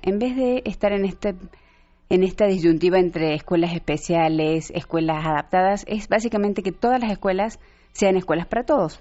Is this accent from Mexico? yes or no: yes; Mexico; cómo somos los mexicanos